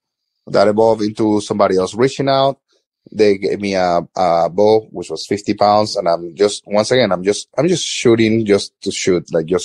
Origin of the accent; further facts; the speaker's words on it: Florida, United States; As I said, like I grew up in South Florida, like I've always been in the city.